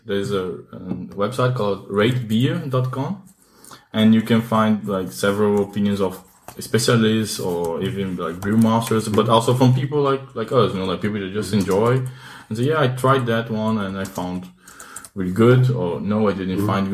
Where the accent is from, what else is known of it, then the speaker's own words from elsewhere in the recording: Vitória, Espírito Santo, Brazil; moved away; I'm originally from Brazil. The name of my city is Vitória